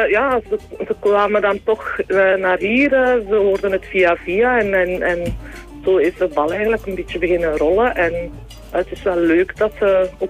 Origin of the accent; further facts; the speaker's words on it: Waasland, Flanders, Belgium; moved away as an adult; also born or lived in Rupelmonde; now in Voeren, Belgium; ik ben niet van Voeren. Ik ben afkomstig uit het Waasland. dat ligt iets voorbij Antwerpen. Ja, ja. Ehm, ik ben daar ook geboren en getogen eigenlijk. Eh, dus ik ben van 1974.